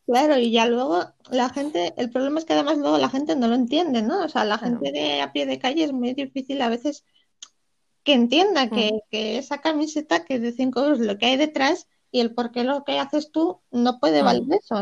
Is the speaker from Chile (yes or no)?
no; Poland; now in Gijón, Spain; yo nací en Polonia